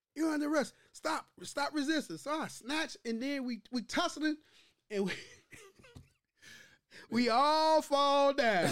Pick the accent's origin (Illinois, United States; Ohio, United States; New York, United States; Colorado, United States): Illinois, United States; Chicago; I'm from Chi Town